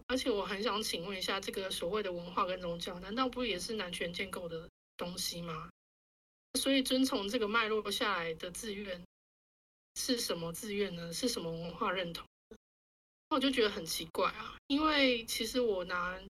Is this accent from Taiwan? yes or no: yes; Taiwan; 就身为台湾人的女性主义者